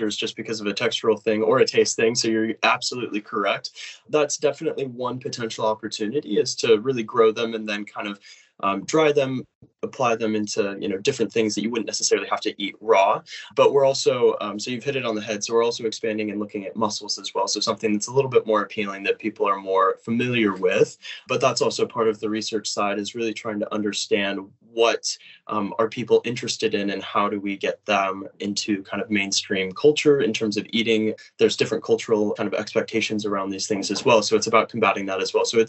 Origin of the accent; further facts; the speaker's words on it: United States; moved away as an adult; now in Cambridge, United Kingdom; I am from the United States